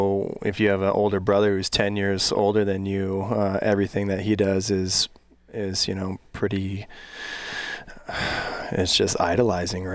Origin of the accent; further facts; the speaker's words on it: Wauwatosa, Wisconsin, United States; also born or lived in Santa Cruz, California / Portland; growing up in Wauwatosa, Milwaukee, Wisconsin